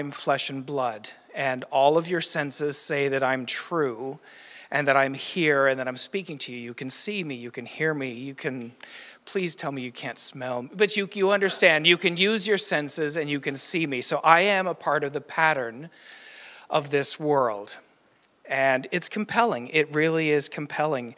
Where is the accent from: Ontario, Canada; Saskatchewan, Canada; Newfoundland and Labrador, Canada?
Newfoundland and Labrador, Canada; now in Ottawa Valley, Canada; I am from Newfoundland as well